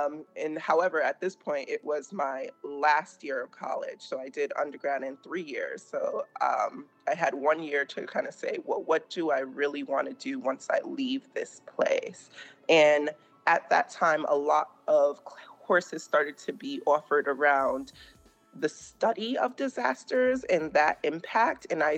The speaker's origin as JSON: {"language": "English", "region": "Rhode Island", "country": "United States", "also_born_or_lived": "Massachusetts / Connecticut", "moved": "as an adult", "lives_now": "Atlanta, United States", "said": "I am originally from Rhode Island, a proud Rhode Islander coming from the smallest state. I've spent most of my time working and living up in the Northeast in either Rhode Island, Massachusetts, or Connecticut. I've recently relocated to Atlanta, Georgia."}